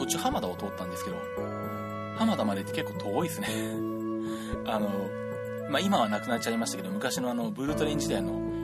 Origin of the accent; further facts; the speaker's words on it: Nagoya, Aichi, Japan; moved away; 元名古屋人